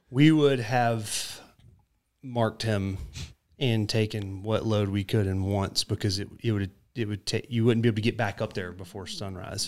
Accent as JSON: {"language": "English", "town": "South Jordan", "region": "Utah", "country": "United States", "tie": "born or raised there", "said": "I grew up in South Jordan on a farm"}